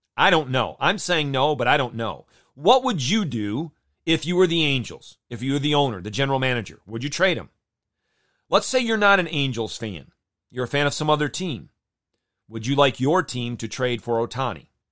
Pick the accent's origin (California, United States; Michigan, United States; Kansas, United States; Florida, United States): Michigan, United States; Jenison; moved away; I grew up in Jenison, Michigan